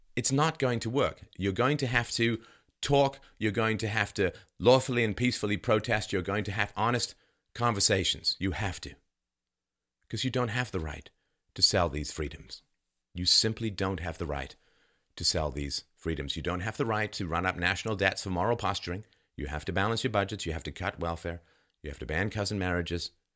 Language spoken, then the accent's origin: English; London, United Kingdom; moved away; I, half Irish, half German, and I grew up in London